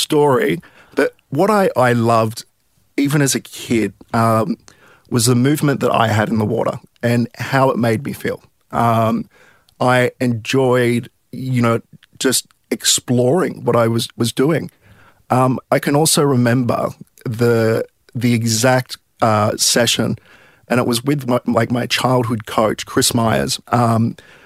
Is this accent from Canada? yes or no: no; Sydney, New South Wales, Australia; I grew up in Milpara, so kind of southwestern suburbs of Sydney